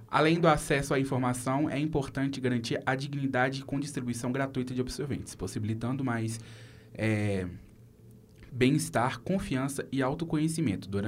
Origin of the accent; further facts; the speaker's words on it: Minas Gerais, Brazil; como eu sou, não sou daqui, né? Sou da Grande BH, mas não